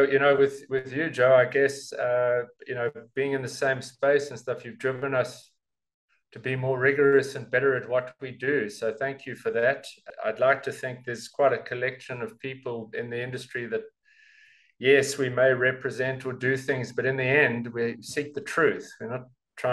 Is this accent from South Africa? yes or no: yes; South Africa; being a South African